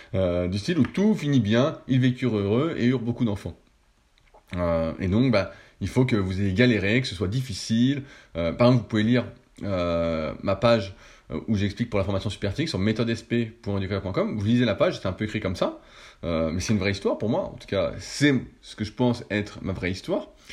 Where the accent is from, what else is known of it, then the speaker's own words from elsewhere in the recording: France; en tant que Français